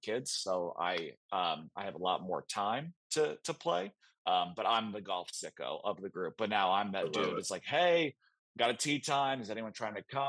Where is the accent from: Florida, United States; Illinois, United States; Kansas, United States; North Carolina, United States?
North Carolina, United States; I grew up in North Carolina.